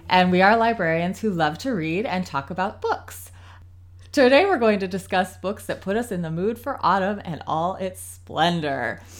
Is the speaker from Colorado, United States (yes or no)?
no; Ohio, United States; also born or lived in South Carolina; now in North Carolina, United States; I grew up in Ohio